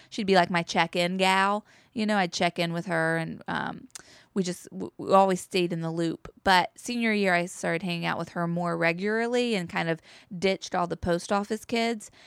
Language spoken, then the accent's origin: English; Chapel Hill, North Carolina, United States; I grew up in Chapel Hill, North Carolina